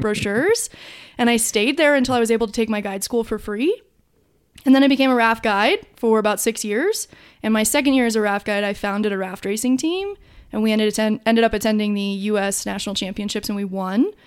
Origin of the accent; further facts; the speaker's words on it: Durango, Colorado, United States; I am from Durango, Colorado. And, um, I grew up here